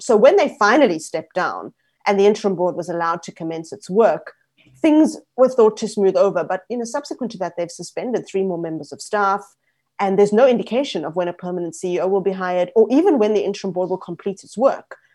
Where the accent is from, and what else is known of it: South Africa